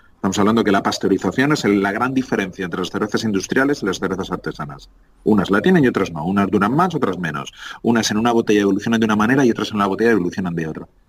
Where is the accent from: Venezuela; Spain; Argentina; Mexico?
Spain; Madrid, Community of Madrid; moved away as an adult; Ocho añitos después vuelvo a mi tierra, vuelvo a Madrid